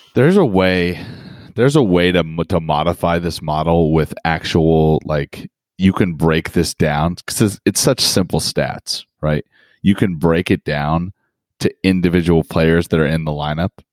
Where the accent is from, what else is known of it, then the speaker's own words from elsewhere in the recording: Colorado, United States; moved away; I lived 15 years in Colorado